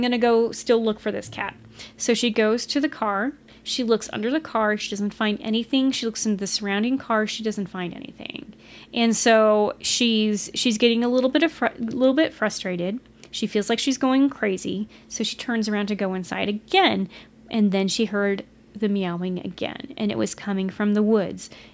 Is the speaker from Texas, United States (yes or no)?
yes; Texas, United States; We're from Texas